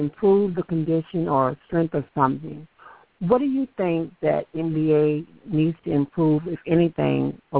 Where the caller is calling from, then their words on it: Baton Rouge, Louisiana, United States; I'm calling from Baton Rouge, actually.